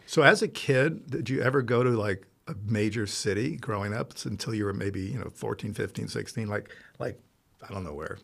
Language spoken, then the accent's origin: English; Rome, Lazio, Italy; moved away; also born or lived in Los Angeles, United States; It turned out to be twenty, so I grew up in Rome